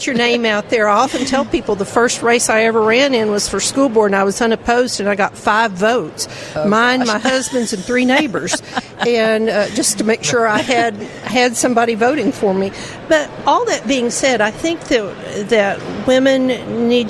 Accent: Texarkana, United States; we're both from Texarkana

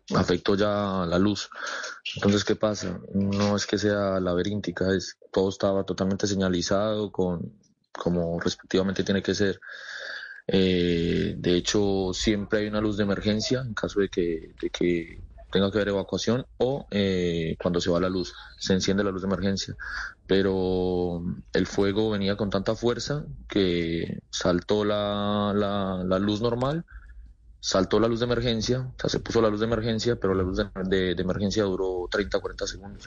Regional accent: Colombia; now in Murcia, Spain; todos somos latinos, colombianos

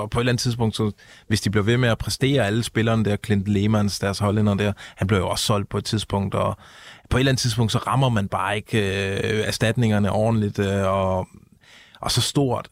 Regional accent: Odense, Southern Denmark, Denmark; Odense, hvor jeg kommer fra

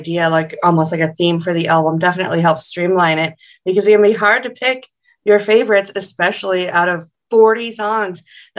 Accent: Minnesota, United States; I'm from Minnesota

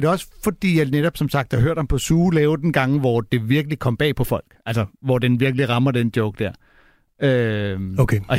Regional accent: Sweden; Danish is a second language; now in Denmark; som I tydeligt kan se, er jeg ikke herfra. Jeg er faktisk fra Sverige, eller kommet hertil fra Sverige.

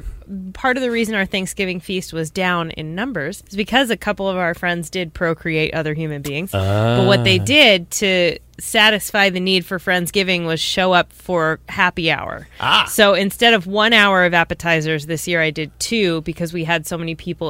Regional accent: New Jersey, United States; New Jersey, my home state.

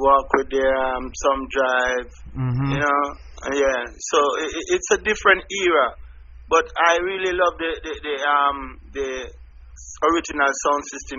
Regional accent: Jamaica; growing up in Jamaica

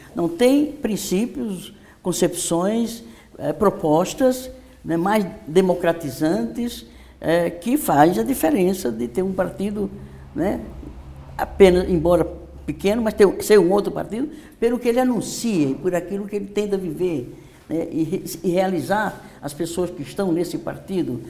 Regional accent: Northeast Brazil, Brazil; now in São Paulo, Brazil; eu sou nordestina, eu com minha família e milhares e milhões de famílias daquela região, sabemos o que significa a seca

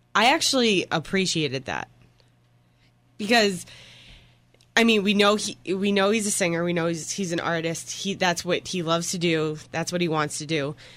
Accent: Boston, Massachusetts, United States; I'm from Boston

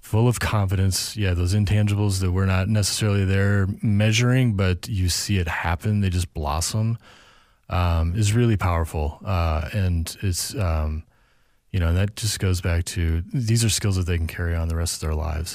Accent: St. Louis, Missouri, United States; also born or lived in California; now in Minnesota, United States; I grew up in Saint Louis, um, and then moved out to California for eight years

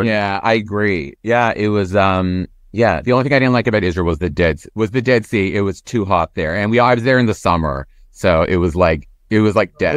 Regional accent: Toronto, Ontario, Canada; moved away; I'm from Toronto originally

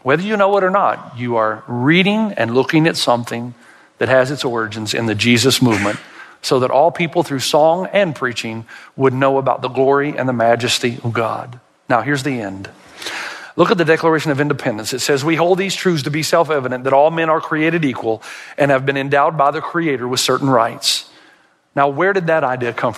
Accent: the South, United States; I'm from the South

